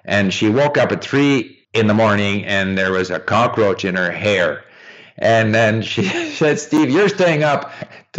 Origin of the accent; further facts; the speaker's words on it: Montreal, Quebec, Canada; moved away as an adult; also born or lived in France; I grew up in Montreal, but in the English-speaking part of Montreal